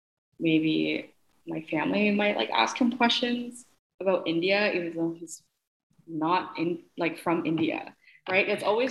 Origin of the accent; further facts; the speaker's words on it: Philippines; I'm not uneducated just because I'm Filipino.